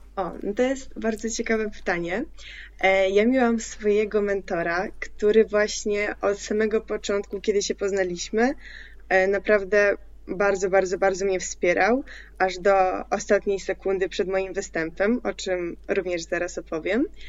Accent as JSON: {"language": "Polish", "country": "Poland", "tie": "born or raised there", "also_born_or_lived": "Crimea", "second_language": "Polish", "said": "jak się przeprowadziłam do Polski z Krymu, miałam, miałam wtedy 8 lat, to też pomimo tego, że nie znałam tego języka"}